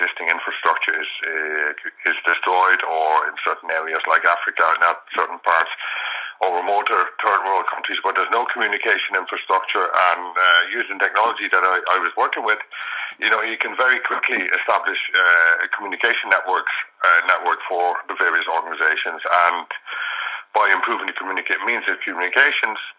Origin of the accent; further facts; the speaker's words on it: Netherlands; now in Ireland; I'm originally from the Netherlands, moved to Ireland in 95